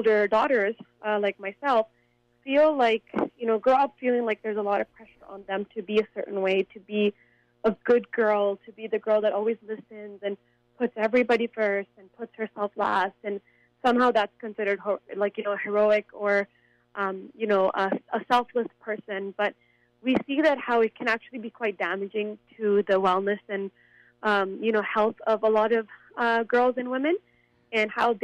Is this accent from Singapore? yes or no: no; Canada; as a young girl growing up in Canada